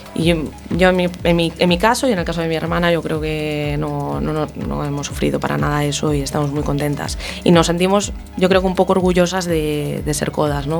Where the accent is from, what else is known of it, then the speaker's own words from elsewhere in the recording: Ferrol, Galicia, Spain; en Ferrol, por ejemplo, que es de donde soy yo